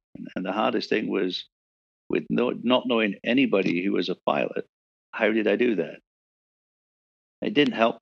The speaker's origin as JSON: {"language": "English", "region": "England", "country": "United Kingdom", "tie": "born or raised there", "moved": "yes", "said": "the town in which I was born and raised in England"}